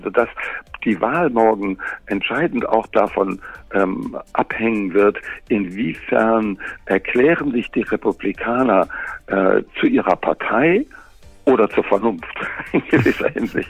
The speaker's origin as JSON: {"language": "German", "country": "Germany", "moved": "as an adult", "lives_now": "Los Angeles, United States", "said": "bei uns in Deutschland"}